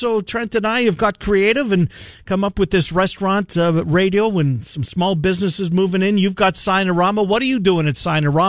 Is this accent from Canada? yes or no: yes; Canada; now in United States; being a Canadian